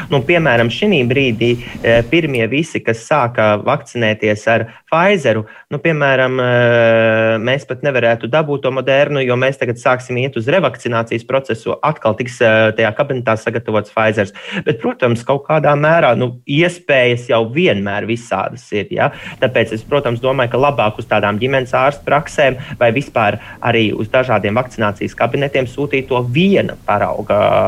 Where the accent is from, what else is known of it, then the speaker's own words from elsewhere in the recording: Latvia; mēs jau esam tāda latvieši, jau tāda atbalstoša tauta